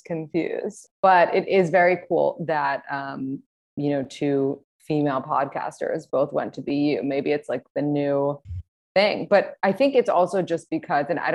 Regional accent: New York City, New York, United States; also born or lived in Boston / Los Angeles; I'm actually from New York City, born and raised.

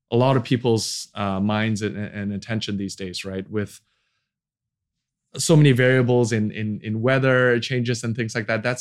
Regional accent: Indonesia; English is a second language; also born or lived in United States; Uh, oh, I'm Indonesia. I'm from Indonesia. they like, is that near Bali?

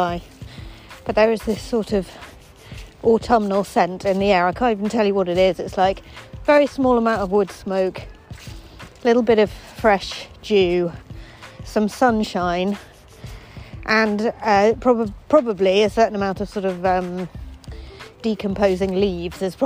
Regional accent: Eton, South East England, United Kingdom; I grew up in Eton College, the poshest school in the world

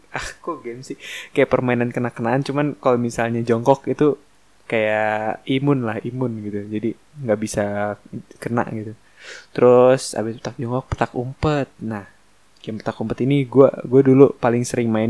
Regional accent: Jakarta, Indonesia; tapi gue dari kecil sampai sekarang tetap di Jakarta gitu gue nggak pernah nggak pernah apa namanya pindah-pindah ke luar kota gitu ya paling Depok gue udah apa pinggiran Depok pokoknya Jakarta Depok

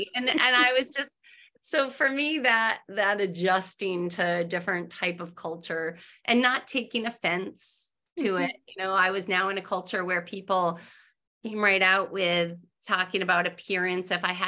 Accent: Massachusetts, United States; so I grew up in New England, in Massachusetts. It's a very fast-paced society there.

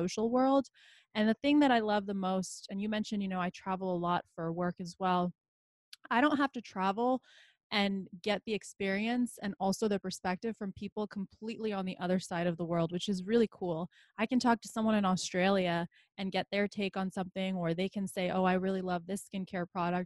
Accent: Los Angeles, California, United States; first language Bosnian; moved away as an adult; also born or lived in Bosnia / Philadelphia, Pennsylvania; now in Tucson, United States; So we ended up moving to LA. And that's really where I considered home and where I grew up, because that was the longest place I'd ever lived

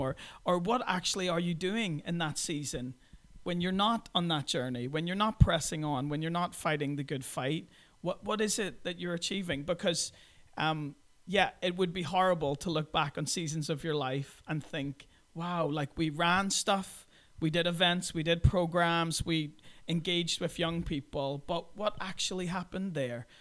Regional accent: Belfast, Northern Ireland, United Kingdom; moved away as an adult; also born or lived in Brooklyn, New York / Krasnoyarsk, Russia; I'm originally from Belfast in Northern Ireland.

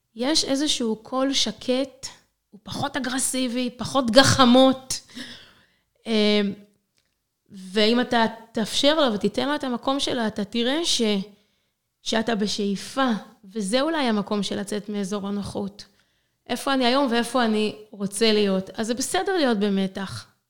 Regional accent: Israel; moved away as an adult; now in Zagreb, Croatia; אני, ישראלית, הגעתי לארץ, עליתי לצפת

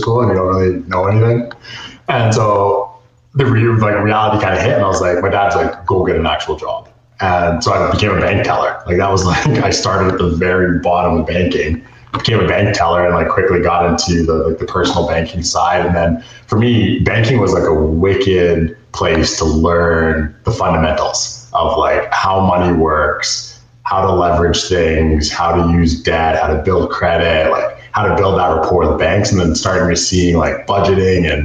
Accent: Edmonton, Alberta, Canada; I grew up here in Edmonton

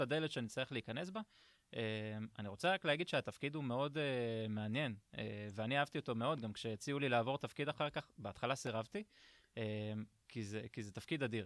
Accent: Ashdod, Southern District, Israel; הגעתי מאשדוד, אני בכור, יש לי עוד שני אחים, אח ואחות

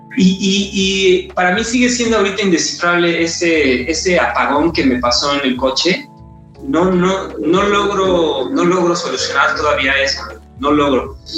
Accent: Mexico; como mexicanos

